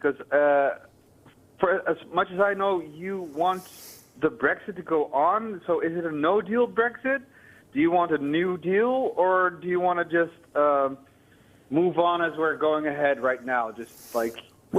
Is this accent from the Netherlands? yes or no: yes; Netherlands; now in Belgium; I'm calling from Belgium, but I'm Dutch.